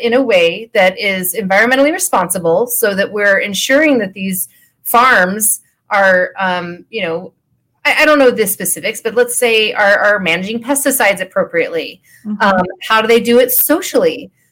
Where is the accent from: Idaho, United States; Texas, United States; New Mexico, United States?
Idaho, United States; Idaho Falls; now in Colorado, United States; I'm a small town girl. I'm from Idaho Falls, Idaho